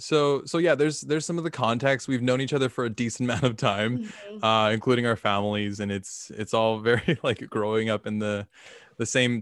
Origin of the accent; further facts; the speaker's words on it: Philippines; we're both Filipino, so I just thought it made sense.